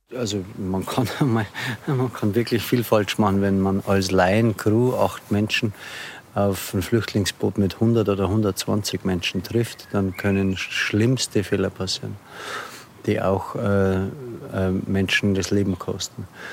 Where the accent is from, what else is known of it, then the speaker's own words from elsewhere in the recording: Lower Bavaria, Germany; now in Regensburg, Germany; geboren hier in der Nähe am Land in Niederbayern. Seit äh, etwa 15 Jahren Wahlregensburger